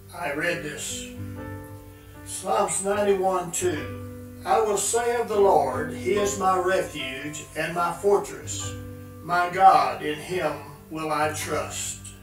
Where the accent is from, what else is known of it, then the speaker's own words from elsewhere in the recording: Linden, Texas, United States; I was born in Linden, Texas